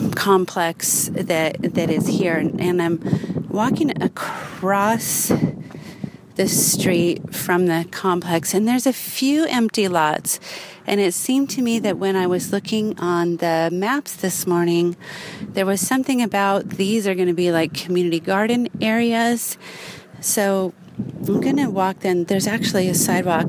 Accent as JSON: {"language": "English", "town": "Los Angeles", "region": "California", "country": "United States", "moved": "yes", "lives_now": "Northern California, United States", "said": "I'm also from Los Angeles"}